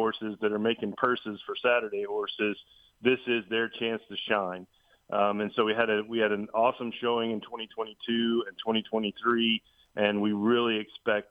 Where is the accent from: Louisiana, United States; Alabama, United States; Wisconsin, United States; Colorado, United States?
Louisiana, United States; moved away; growing up in Louisiana, working the fairgrounds through high school and, you know, even into college